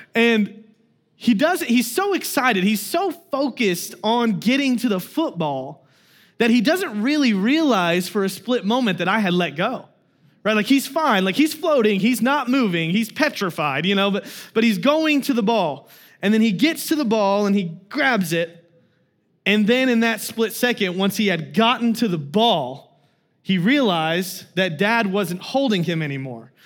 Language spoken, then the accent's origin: English; Kansas, United States; moved away; I'm from Kansas